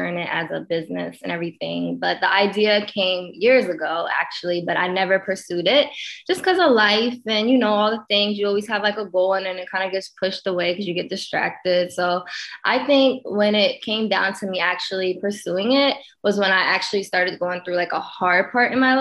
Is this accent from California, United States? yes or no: no; Pennsylvania, United States; moved away as an adult; now in Los Angeles, United States; I'm originally from Pennsylvania.